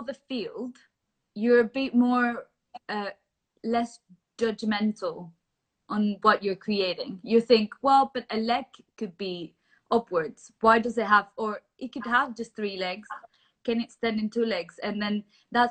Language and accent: English; Venezuela; moved away as an adult; now in London, United Kingdom; I am originally from Venezuela, but I've moved to London since we moved here 2011, so 9 years ago